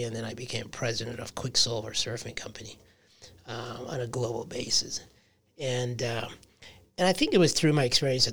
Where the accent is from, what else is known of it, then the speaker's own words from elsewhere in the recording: Michigan, United States; moved away as an adult; also born or lived in Brooklyn, New York / Manhattan, New York / California; I grew up in Michigan.